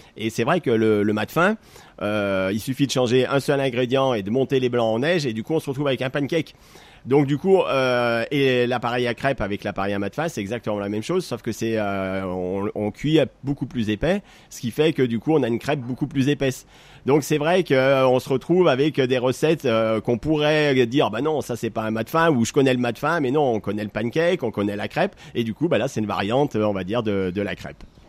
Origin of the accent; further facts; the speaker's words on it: Saint-Étienne, Auvergne-Rhône-Alpes, France; moved away as an adult; also born or lived in New York / Brazil; je suis euh, stéphanois d'origine, donc du coup, je suis né ici à Saint-Étienne. J'ai fait mes études à Saint-Étienne